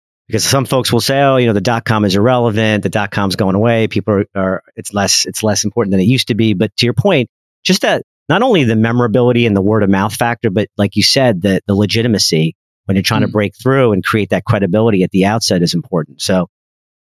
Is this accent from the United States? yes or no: yes; near Asbury Park, New Jersey, United States; New Jersey, that's right. Near the Jersey Shore by Asbury Park